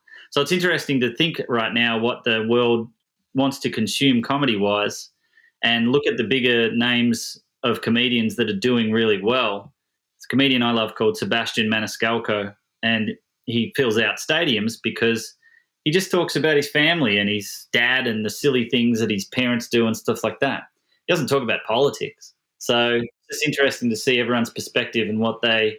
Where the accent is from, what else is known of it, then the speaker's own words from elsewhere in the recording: Melbourne, Victoria, Australia; moved away as an adult; now in San Diego, United States; I was born in Melbourne, Australia, in 1982. I am a comedian. I grew up in Australia, obviously, and then I've lived in America for the last 10 years